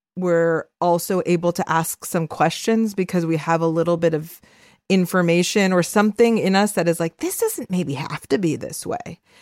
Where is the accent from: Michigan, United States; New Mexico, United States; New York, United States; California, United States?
California, United States; Los Angeles; I am a Salvadoran Jewish Angelino